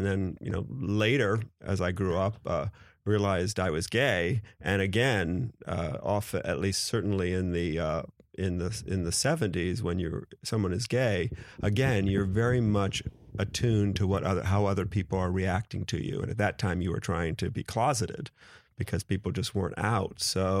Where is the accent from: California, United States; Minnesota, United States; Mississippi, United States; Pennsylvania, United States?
Mississippi, United States; Gulfport; born there; In my case, I was born in Gulfport, Mississippi, to a British mother and a dad who was from Illinois.